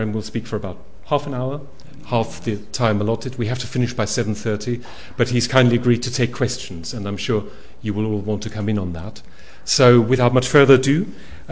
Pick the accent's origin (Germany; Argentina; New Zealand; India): Germany; in my home country, Germany